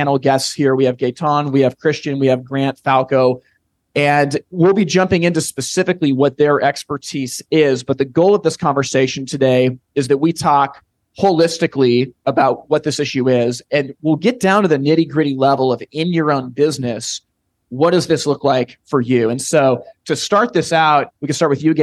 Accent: West Coast of the United States, United States; I'm from the West Coast of the United States.

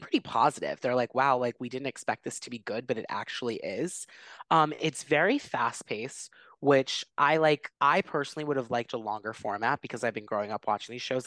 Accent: Philadelphia, Pennsylvania, United States; I come from Philly, which is a huge sports city, like, we, like, die for sports

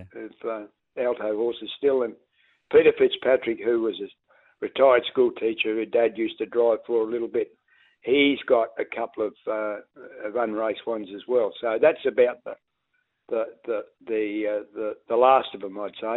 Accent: Avenue Range, South Australia, Australia; moved away; also born or lived in Eddington, Victoria; in 1966, we moved from Avenue Range to Eddington

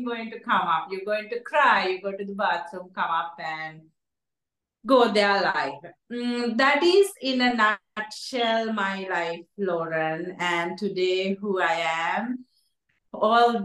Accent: Sri Lanka; moved away; I'm from Sri Lanka, and when I grew up, poverty is one of the key areas we experience.

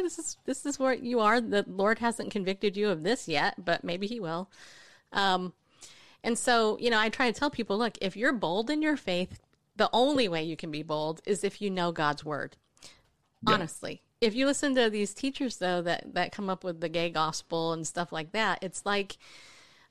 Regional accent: Southern California, United States; moved away as an adult; now in Tennessee, United States; I grew up in Southern California.

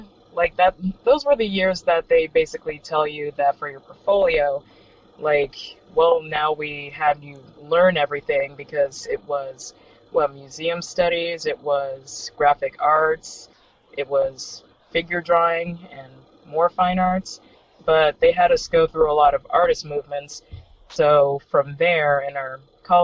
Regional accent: North Miami Beach, Florida, United States; also born or lived in Hollywood, Florida; now in Miami, United States; I was born in Hollywood, and then I spent a majority of my childhood in North Miami Beach, and then I pretty much moved down here.

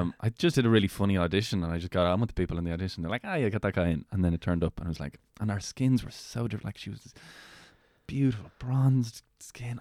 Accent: Meath, Leinster, Ireland; I grew up in Meath

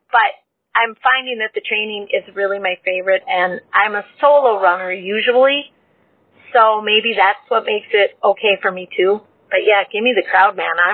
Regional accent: Minnesota, United States; I'm from Minnesota, and I'll be 54 in October.

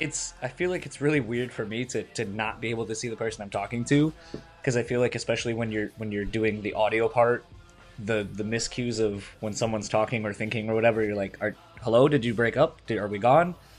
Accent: Delaware, United States; moved away; I'm originally from Delaware

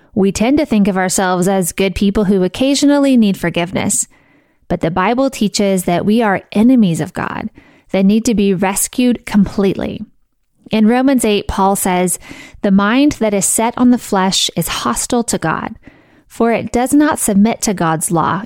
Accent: Missouri, United States; I grew up in Missouri and went to college in Missouri, and I live in Missouri

